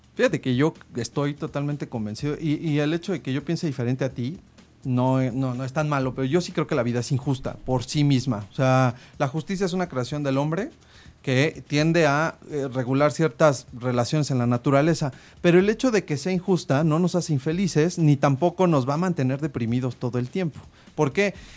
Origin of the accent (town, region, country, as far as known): Mexico